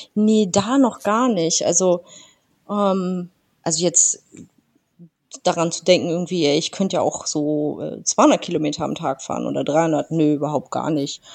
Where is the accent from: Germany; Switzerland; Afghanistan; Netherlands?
Germany; Northern Germany; Ich bin Norddeutsche